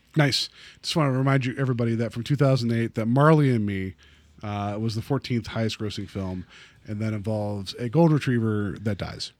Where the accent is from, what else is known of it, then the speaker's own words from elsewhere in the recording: West Virginia, United States; now in Cleveland, United States; we didn't have that type of brown mustard at home where I grew up in West Virginia